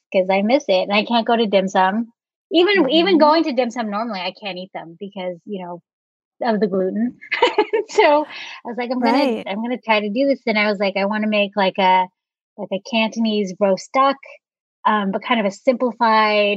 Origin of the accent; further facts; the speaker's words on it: San Francisco Bay Area, California, United States; growing up in the San Francisco Bay Area